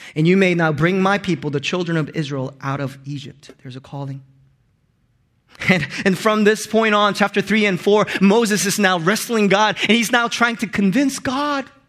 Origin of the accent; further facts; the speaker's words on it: Hong Kong; first language Korean; English is a second language; also born or lived in Korea; when I moved to Hong Kong when I was in fifth grade, I had to learn two different languages on top of my mother tongue, Korean